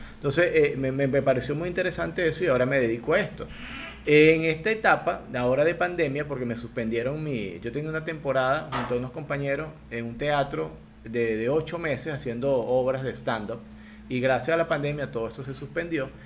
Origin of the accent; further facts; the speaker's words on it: Venezuela; moved away as an adult; now in Guayaquil, Ecuador; yo estoy en Guayaquil, yo vivo en Ecuador, Al igual que tú, soy inmigrante venezolano